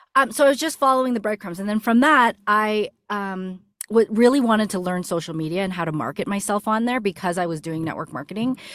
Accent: Canada; moved away as an adult; now in United States; my husband ended up getting a job opportunity here in the States, and we're from Canada

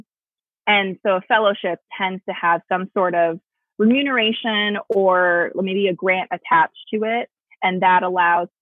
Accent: Bay Area, California, United States; moved away; I grew up in the Bay Area.

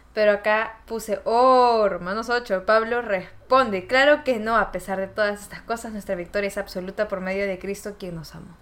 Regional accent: Peru; moved away; a ese país que me recibió, que me vio crecer, Perú

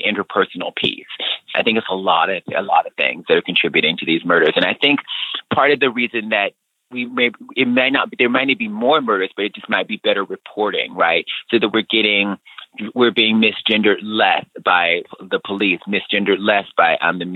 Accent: Alabama, United States; as a young person growing up in Alabama

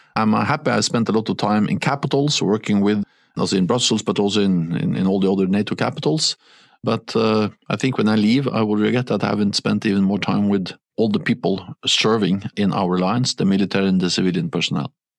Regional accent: Norway; English is a second language; moved away; When I was a Norwegian prime minister

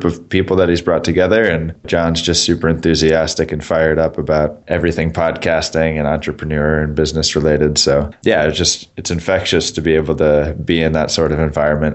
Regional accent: Boston, Massachusetts, United States; moved away as an adult; also born or lived in Singapore; now in San Francisco, United States; I grew up in Boston and went to school in Boston. So I spent, the first 22 years of my life in the Boston area

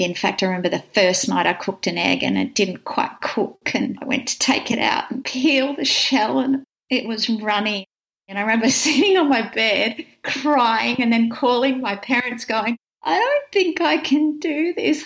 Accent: Wagga Wagga, New South Wales, Australia; moved away as an adult; now in Melbourne, Australia; I grew up in Wagga, country town in New South Wales

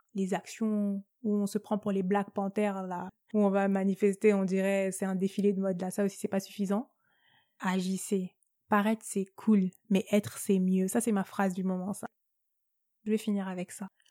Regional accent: France; first language French; Je suis née en France. Euh, l'unique langue que je maîtrise parfaitement, c'est le français, donc euh, non, j'ai pas, pas d'accent

